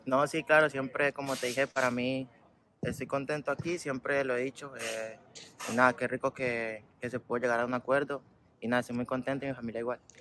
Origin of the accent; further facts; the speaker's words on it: Cali, Valle del Cauca, Colombia; moved away as an adult; Cali. Tuve la oportunidad ahí donde yo nací, donde yo crecí